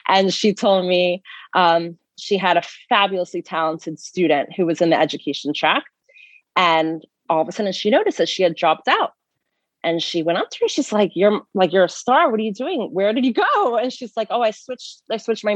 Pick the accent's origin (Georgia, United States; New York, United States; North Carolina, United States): Georgia, United States; Atlanta; moved away; I grew up in Atlanta, Georgia